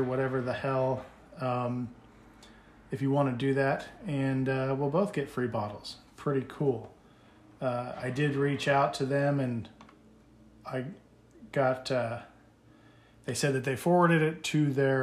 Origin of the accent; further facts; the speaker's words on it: United States; I'm American